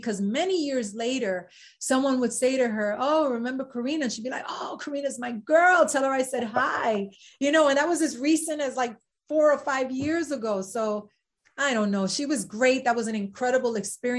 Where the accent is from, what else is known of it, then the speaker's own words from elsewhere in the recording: New York City, New York, United States; also born or lived in Spanish Harlem; I was born in Spanish Harlem and raised in the South Bronx to Puerto Rican parents